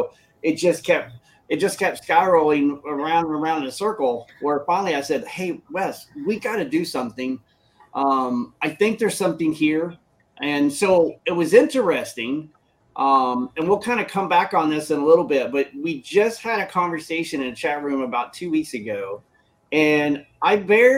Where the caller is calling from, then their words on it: Michigan, United States; I'm coming from Michigan, United States.